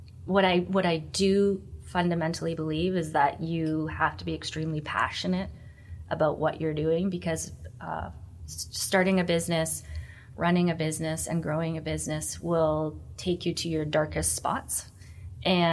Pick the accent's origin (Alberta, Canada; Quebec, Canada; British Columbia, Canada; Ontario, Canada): British Columbia, Canada; Vancouver; I'm born and raised in Vancouver